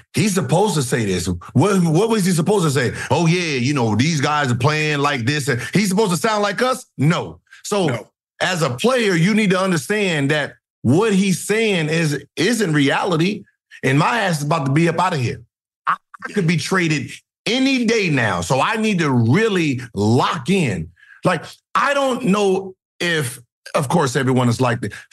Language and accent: English; California, United States; I'm from Cali